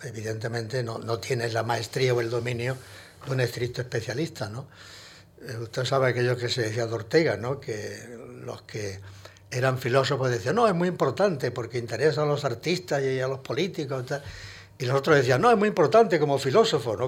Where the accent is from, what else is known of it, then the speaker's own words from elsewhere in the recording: Hinojosa del Duque, Andalusia, Spain; also born or lived in Granada; now in Madrid, Spain; era realmente hinojoseño eh, eh, de cepa